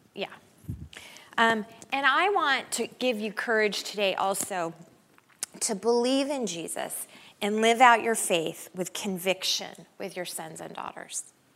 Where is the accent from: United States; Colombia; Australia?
United States; Denver, Colorado; we're from Denver